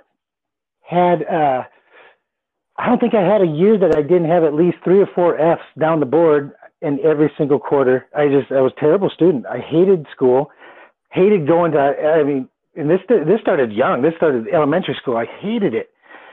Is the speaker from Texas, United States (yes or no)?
yes; Fort Worth, Texas, United States; also born or lived in Willmar, Minnesota; I was born in Minnesota in a little town called Wilmer, Minnesota. Not real little, but small enough considering where I grew up in Texas, in Fort Worth and Dallas area.